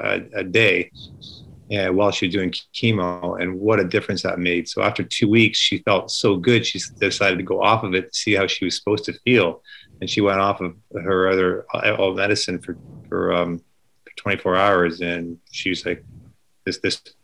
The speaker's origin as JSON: {"language": "English", "area": "Lake Erie", "region": "Ontario", "country": "Canada", "tie": "born or raised there", "also_born_or_lived": "Chicago", "moved": "yes", "said": "Growing up in Lake Erie, I'd go out and catch some bass"}